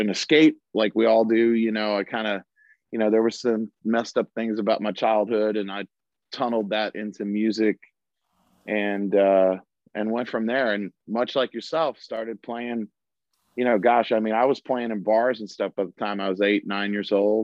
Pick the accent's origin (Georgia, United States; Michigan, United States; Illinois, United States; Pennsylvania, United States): Illinois, United States; Chicago; my family is all athletes, and I grew up in Chicago